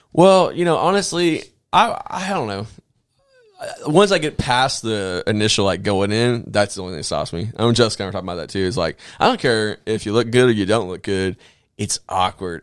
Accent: the South, United States; I'm from the South.

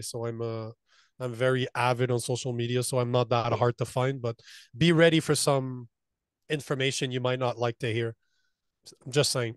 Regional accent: Canada; moved away as an adult; As a Canadian

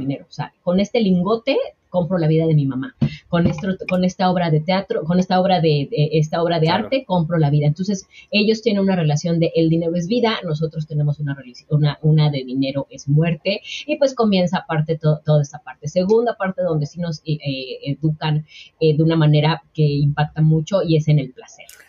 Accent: Mexico; la mayoría de los mexicanos y de los latinoamericanos vamos con esta

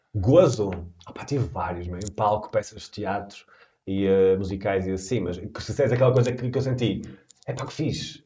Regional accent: Portugal; Eu sou português

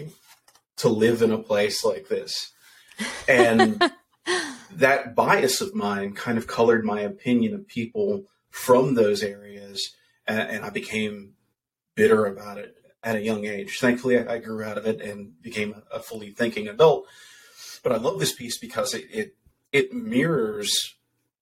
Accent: Muldrow, Kentucky, United States; My hometown of Muldrow, Kentucky

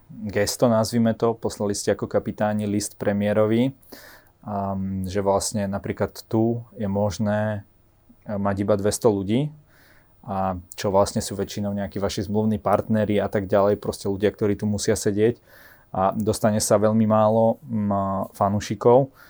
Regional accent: Trenčín, Trenčín Region, Slovakia; U nás v Trenčine.

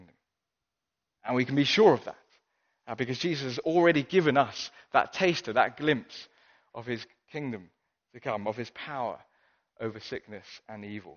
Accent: Hong Kong; moved away; I grew up in Hong Kong

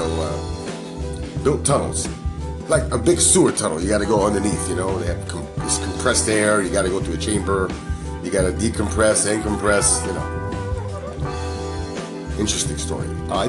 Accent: New York City, New York, United States; So I grew up there. I grew up in New York. It was lots of fun.

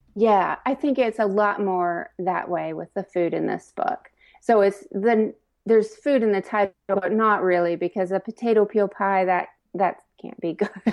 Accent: Indiana, United States; now in Lexington, United States; I grew up in Indiana, but my mom was from Kentucky, and I actually live in Lexington now

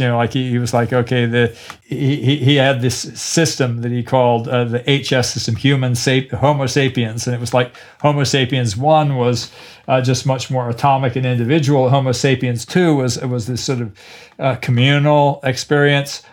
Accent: Killarney, Munster, Ireland; also born or lived in Cork; I'm from Killarney

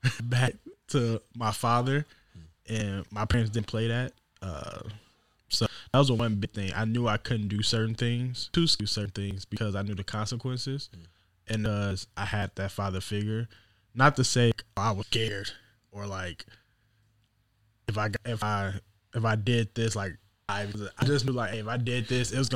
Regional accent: Southern Illinois, United States; now in Des Moines, United States; I'm originally from Southern Illinois. Grew up in a two-parent home

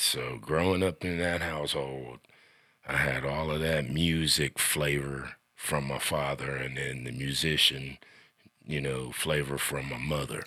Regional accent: Xenia, Ohio, United States; now in Sidney, Ohio, United States; I was born and raised in Xinyi, Ohio

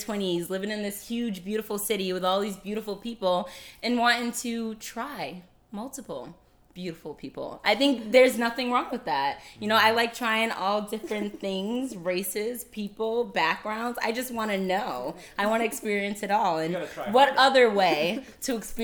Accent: the South, United States; I'm also from the South, my family's always like, you're 27, you're supposed to be married with kids at 18

